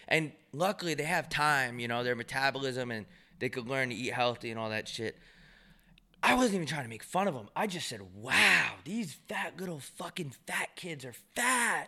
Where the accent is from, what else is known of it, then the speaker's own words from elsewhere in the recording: New York, United States; growing up in New York